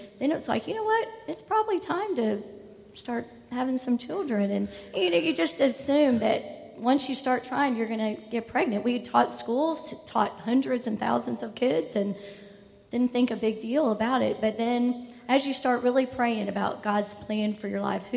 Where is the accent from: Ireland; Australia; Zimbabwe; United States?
United States; Tallahassee, Florida; also born or lived in Augusta; I grew up in Tallahassee